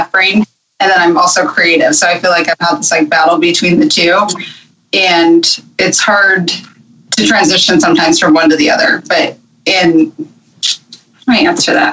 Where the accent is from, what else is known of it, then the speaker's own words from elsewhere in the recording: Newport Beach, California, United States; moved away as an adult; now in Arizona, United States; I grew up in Newport Beach. Okay. Born and raised Southern California